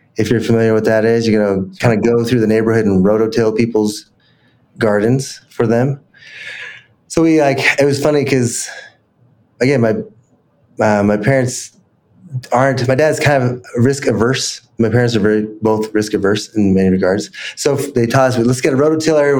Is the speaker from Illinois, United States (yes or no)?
no; Salt Lake City, Utah, United States; I grew up in Salt Lake